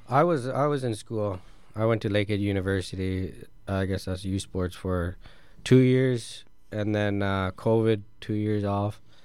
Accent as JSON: {"language": "English", "region": "Ontario", "country": "Canada", "moved": "yes", "said": "living in Ontario"}